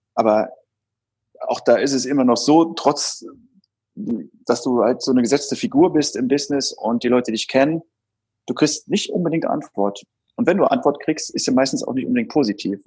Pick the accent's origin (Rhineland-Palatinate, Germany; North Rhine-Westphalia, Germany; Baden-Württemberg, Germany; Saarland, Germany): Saarland, Germany; ich bin im Saarland aufgewachsen